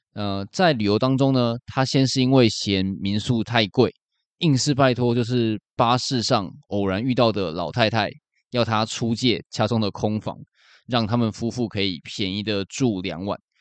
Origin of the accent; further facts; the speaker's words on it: Taiwan; 身为台湾人